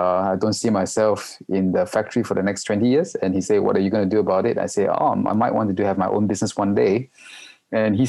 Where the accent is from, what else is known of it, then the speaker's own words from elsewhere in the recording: Malaysia; also born or lived in Singapore; now in Hong Kong; I'm a Malaysian, but I'm based in Hong Kong for the past 16 years already.